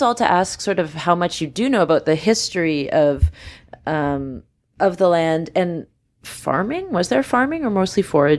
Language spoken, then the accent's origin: English; Vancouver, British Columbia, Canada; I mean, I'm from Vancouver and I grew up there and there were things I kind of didn't notice.